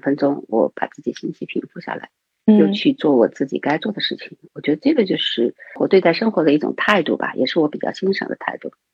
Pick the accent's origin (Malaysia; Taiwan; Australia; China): China; Chengdu, Sichuan; moved away as an adult; also born or lived in Kunming / Shanghai; 我是土生土长的成都人